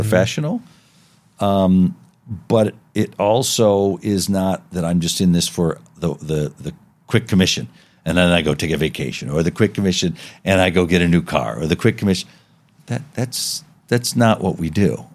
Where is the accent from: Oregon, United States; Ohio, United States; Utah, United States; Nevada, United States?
Nevada, United States; Las Vegas; growing up in Las Vegas, uh, uh, when I did